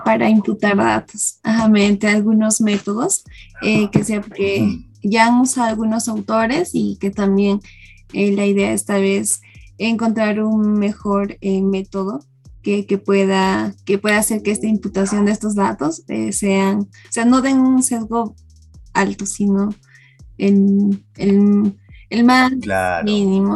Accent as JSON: {"language": "Spanish", "region": "Cusco", "country": "Peru", "moved": "yes", "said": "yo soy de Cusco."}